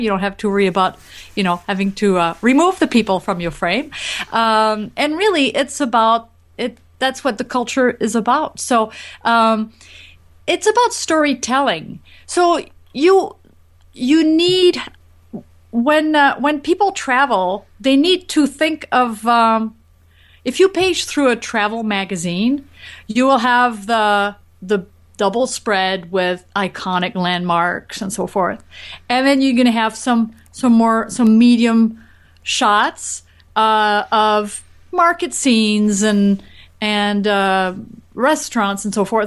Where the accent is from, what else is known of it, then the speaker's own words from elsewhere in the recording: France; I grew up in France